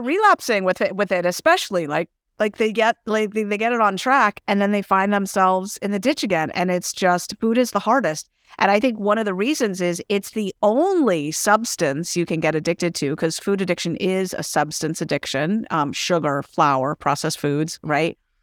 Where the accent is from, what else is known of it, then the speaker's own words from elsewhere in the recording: San Francisco, California, United States; also born or lived in San Jose / Berkeley; I'm from San Francisco originally, born and raised.